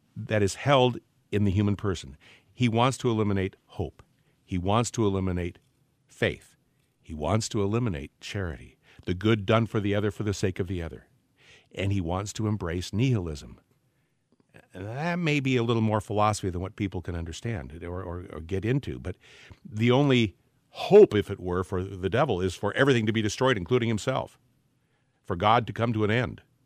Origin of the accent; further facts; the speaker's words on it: Portland, Oregon, United States; the area where I grew up in Portland, Oregon